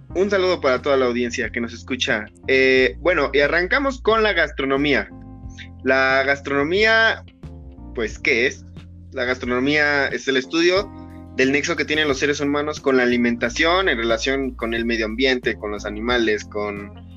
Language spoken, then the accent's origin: Spanish; Tlaxcala, Mexico; nosotros que somos aquí de Tlaxcala